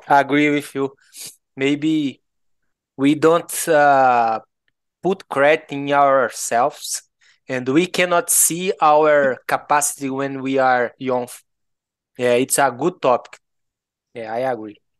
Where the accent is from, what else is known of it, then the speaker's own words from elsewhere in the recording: Goiás, Brazil; accent: Goiano; English is a second language; I'm from Goiás, uh, I, I was born in Brazil, My my family is from Goiás